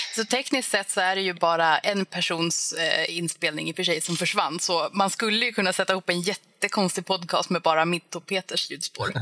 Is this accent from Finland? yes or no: yes; Finland; now in Sweden